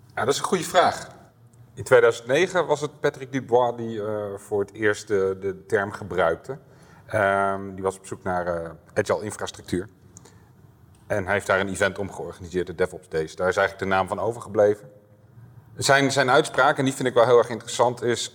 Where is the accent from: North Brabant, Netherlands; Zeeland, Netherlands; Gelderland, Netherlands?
Gelderland, Netherlands; Apeldoorn; Ik kom uit Apeldoorn, door zo'n woning, vriendin, twee kinderen en een Volvo